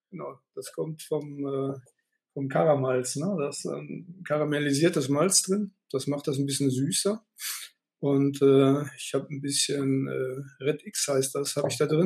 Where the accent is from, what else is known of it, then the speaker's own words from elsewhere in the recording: North Rhine-Westphalia, Germany; Ich komme ja eigentlich aus dem Sauerland, da gibt es nur Pilz.